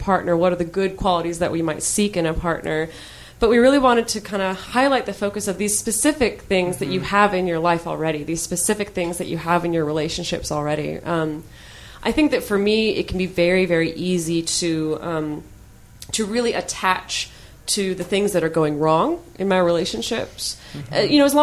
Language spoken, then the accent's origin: English; United States; I'm speaking as an American